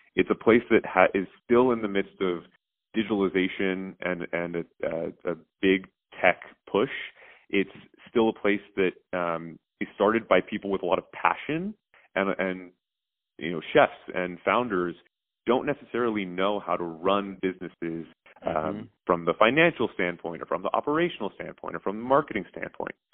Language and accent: English; Houston, Texas, United States; moved away; I grew up in Houston